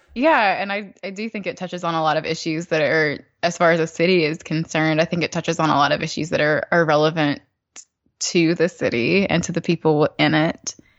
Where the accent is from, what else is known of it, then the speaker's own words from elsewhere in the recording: the South, United States; as a Southerner, I've never been to, to New York City